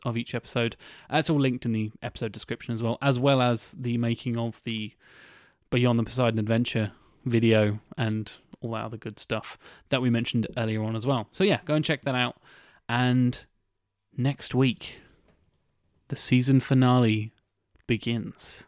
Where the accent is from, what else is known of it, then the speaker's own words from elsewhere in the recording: United Kingdom; we're British